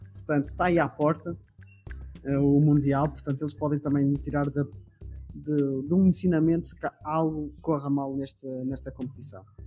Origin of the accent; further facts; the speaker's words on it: Portugal; eu como português